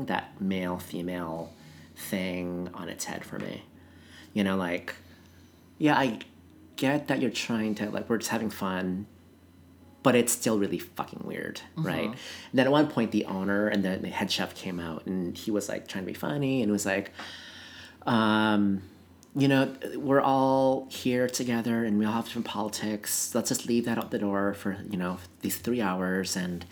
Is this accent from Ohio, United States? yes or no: no; Seattle, Washington, United States; I'm from Seattle